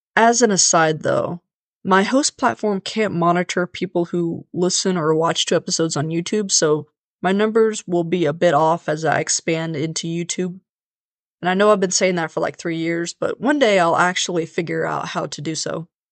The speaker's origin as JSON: {"language": "English", "town": "Leavenworth", "region": "Kansas", "country": "United States", "tie": "born or raised there", "said": "Leavenworth, Kansas, my hometown"}